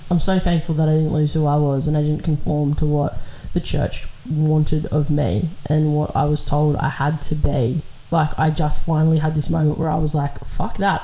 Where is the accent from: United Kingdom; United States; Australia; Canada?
Australia; we live in Australia